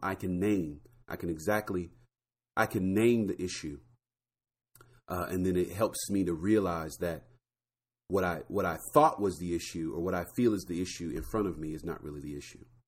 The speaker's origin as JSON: {"language": "English", "region": "Florida", "country": "United States", "tie": "born or raised there", "said": "I grew up in Florida"}